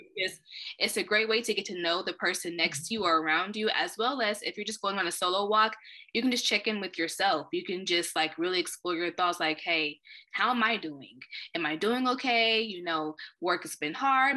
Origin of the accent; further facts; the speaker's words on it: Wichita, Kansas, United States; moved away as an adult; also born or lived in Iowa / Illinois; I've been born and raised in Wichita, Kansas.